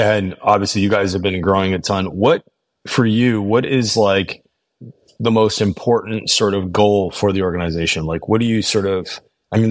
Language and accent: English; Canada; I'm Canadian